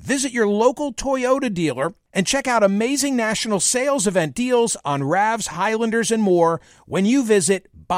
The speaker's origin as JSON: {"language": "English", "region": "Pennsylvania", "country": "United States", "tie": "born or raised there", "said": "Bucks County, Pennsylvania."}